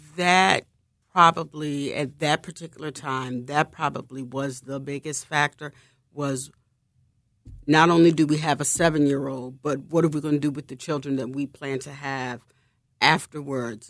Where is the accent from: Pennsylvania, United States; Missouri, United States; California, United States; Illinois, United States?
Pennsylvania, United States; Philadelphia; moved away; Mount Airy, which is where I'm originally from